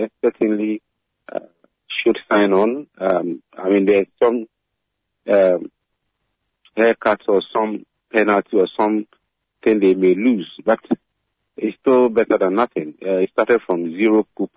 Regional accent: Ghana; as a Ghanaian

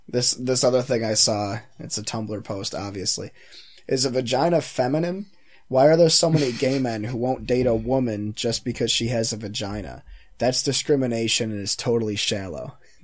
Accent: Canada; I mean, I'm Canadian

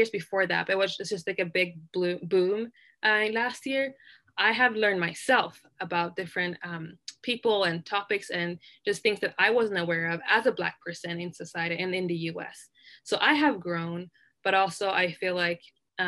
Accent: Sweden; now in Utah, United States; I grew up in Sweden

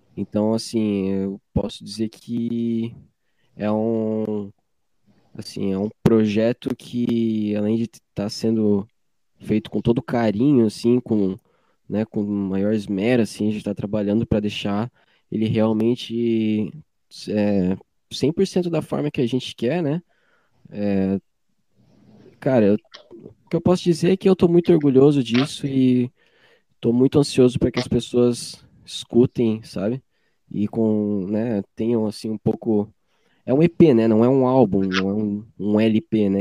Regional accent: Joinville, Santa Catarina, Brazil; que sou nascido aqui em Joinville

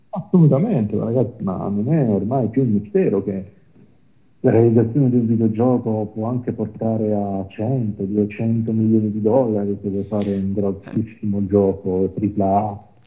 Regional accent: Apulia, Italy; io sono pugliese

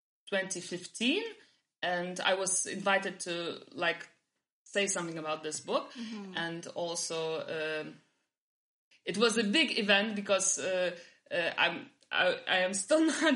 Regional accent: Vilnius, Vilnius County, Lithuania; moved away as an adult; also born or lived in Warsaw, Poland; now in Vilnius, Lithuania; I'm Polish, but I was born in Lithuania and like raised by this culture

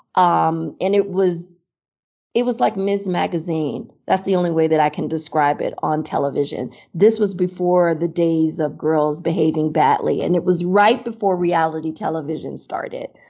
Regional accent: Miami, Florida, United States; moved away as an adult; also born or lived in Chicago / New York; now in Seattle, United States; I grew up in Miami, Florida

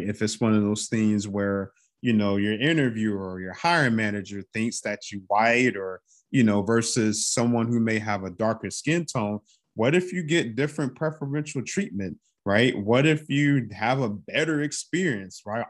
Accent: North Carolina, United States; I'm from North Carolina, I'm from down south

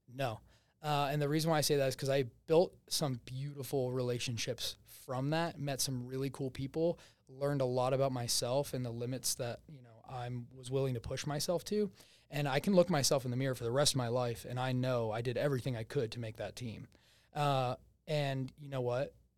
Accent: New Jersey, United States; accent: Jersey; moved away; Originally, I'm from New Jersey.

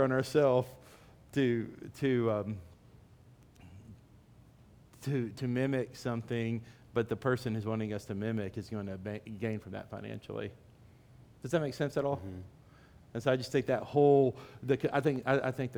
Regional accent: Dallas, Texas, United States; I'm from Dallas.

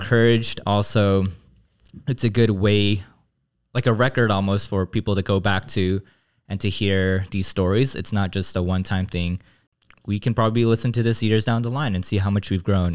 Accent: Glendale, California, United States; I grew up in the Korean American Christian church, um, my home church in Glendale.

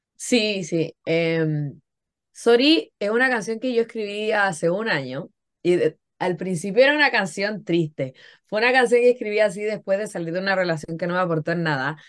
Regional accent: Concón, Valparaíso, Chile; moved away as an adult; yo nací y crecí en Concón. Yo he estado en Chile toda mi vida

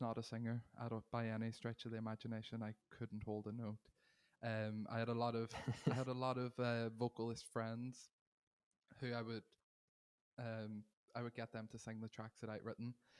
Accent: Derry, Northern Ireland, United Kingdom; now in Manchester, United Kingdom; I am originally from Derry in Ireland. I'm now based in Manchester in the U K.

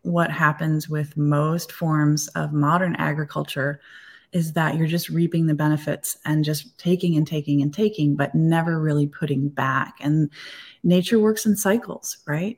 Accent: Eastpointe, Michigan, United States; I grew up in East Detroit

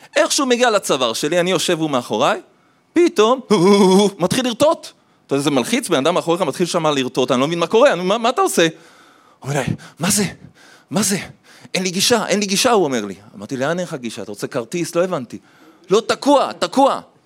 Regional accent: Jerusalem, Jerusalem District, Israel; also born or lived in Tel Aviv; אחרי זה הם עברו לירושלים, גדלתי בירושלים, ילד טוב ירושלים

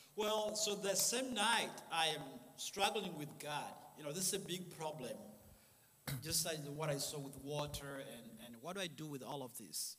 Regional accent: Uganda; moved away; also born or lived in Rwanda; I'm from Rwanda, but I was born in a refugee camp in Uganda, north of Rwanda, because my family was exiled uh, from Rwanda in 1960. So I was born in Uganda and I was born in a refugee camp

